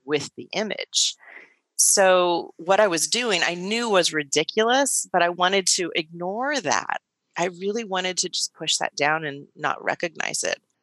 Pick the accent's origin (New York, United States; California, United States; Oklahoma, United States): California, United States; Silicon Valley; I grew up in Silicon Valley.